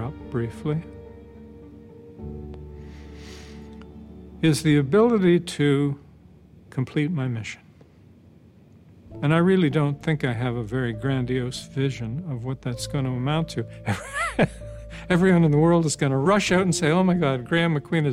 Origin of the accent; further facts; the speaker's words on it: Nova Scotia, Canada; I was born and raised in Nova Scotia, which is a province in the eastern part of Canada, still dear to my heart